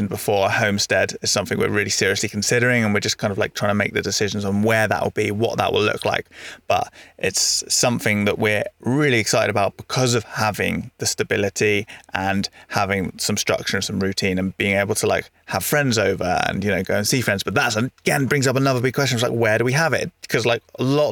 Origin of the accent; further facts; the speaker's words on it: Devon, South West England, United Kingdom; moved away; when I grew up in Devon, I was part of an 11-a-side team